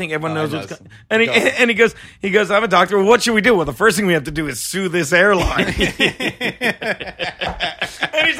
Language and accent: English; Vineland, New Jersey, United States; South Jersey, Vineland